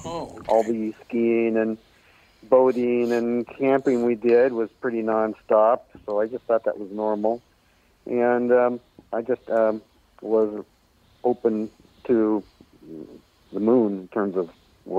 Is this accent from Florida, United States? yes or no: no; Bremerton, Washington, United States; Right where I am now, Bremerton, Washington.